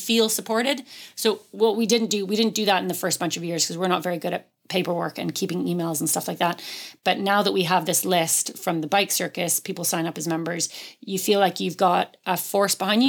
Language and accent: English; Canada; now in West Cork, Ireland; I'm Canadian, so moving here